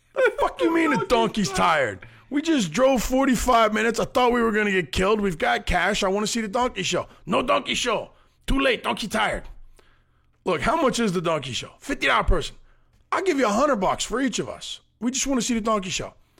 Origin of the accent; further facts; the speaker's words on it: United States; we're five American guys